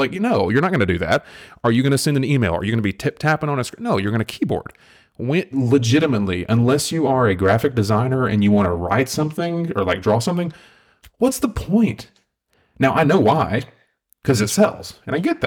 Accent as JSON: {"language": "English", "region": "the South", "country": "United States", "tie": "born or raised there", "said": "I was raised in the South"}